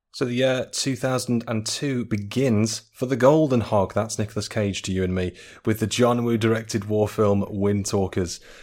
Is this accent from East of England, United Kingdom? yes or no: no; Staffordshire, West Midlands, United Kingdom; now in Leeds, United Kingdom; my hometown back in the Midlands in Staffordshire